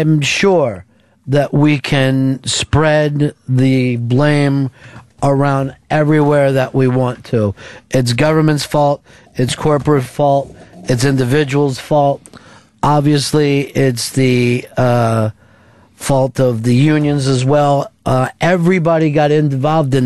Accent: Chichester, Pennsylvania, United States; also born or lived in Chester, Pennsylvania; my whole block was built at the same time when we moved from Chester into Chichester

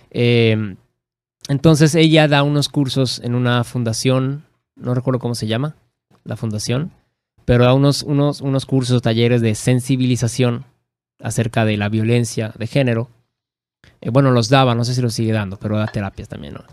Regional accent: Mexico; porque no somos ni españoles ni indígenas, somos mexicanos.

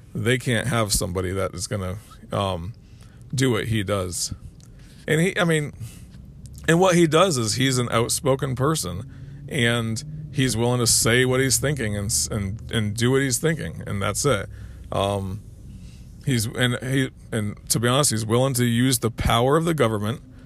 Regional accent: United States; We're the American people

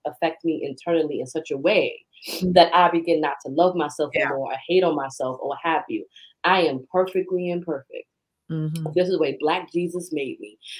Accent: New York City, New York, United States; accent: Bronx; moved away; growing up in New York

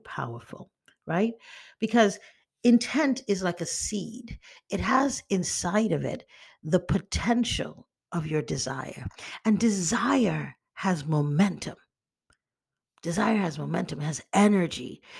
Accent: Nigeria; moved away; also born or lived in United States; I'm Nigerian American and I was raised in Nigeria

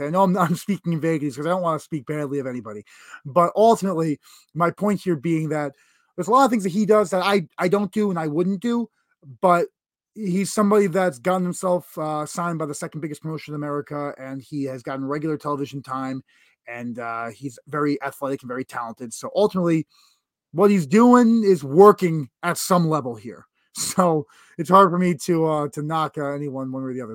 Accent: New York, United States; being a New Yorker specifically

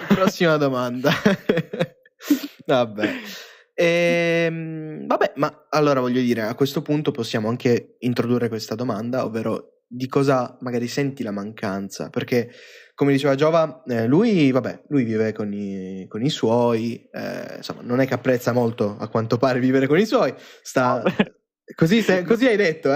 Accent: Iseo, Lombardy, Italy; prima vivevo sul lago di Iseo io. Cioè, io sono nato lì

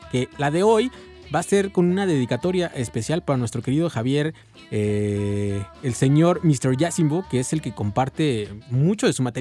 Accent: Nezahualcóyotl, State of Mexico, Mexico; aquí casi todos somos de Nesa, ¿no?

